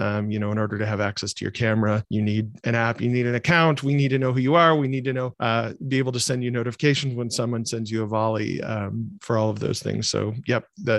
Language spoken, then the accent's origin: English; Michigan, United States; So growing up in Michigan, I grew up in a loving family